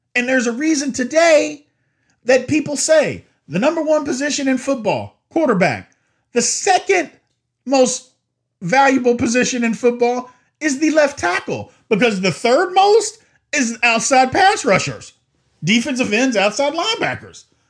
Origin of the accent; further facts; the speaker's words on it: Louisville, Kentucky, United States; I'm from Louisville